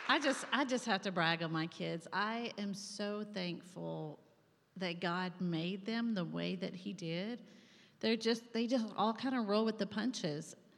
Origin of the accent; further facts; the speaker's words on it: Saline County, Arkansas, United States; moved away as an adult; also born or lived in Pennsylvania; I'm from Saline County, as they said earlier. I grew up out at 10 mile church. And so this is home. I went to Benton High School